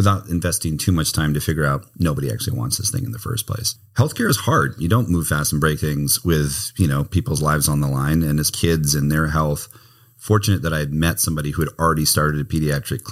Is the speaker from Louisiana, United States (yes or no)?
no; Hawaii, United States; moved away; My wife and I are both born and raised in Hawaii